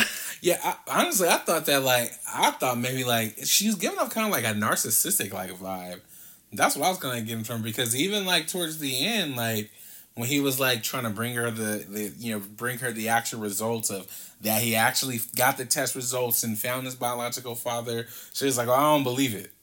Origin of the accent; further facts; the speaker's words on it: Compton, California, United States; as a kid and growing up in Compton